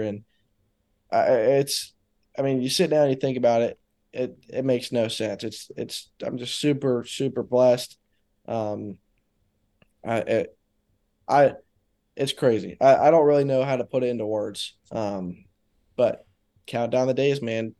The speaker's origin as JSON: {"language": "English", "town": "Daytona Beach", "region": "Florida", "country": "United States", "tie": "born or raised there", "said": "growing up there, it was, it was cool 'cause I got to skip a lot of school and go to a lot of races."}